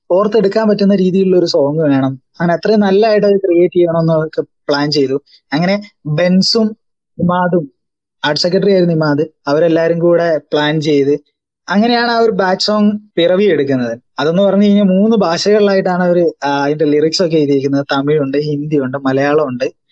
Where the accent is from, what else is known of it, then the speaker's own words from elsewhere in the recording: Kozhikode, Kerala, India; ഞാൻ ഇങ്ങനെ കാലിക്കറ്റിൽ നിന്നാണ്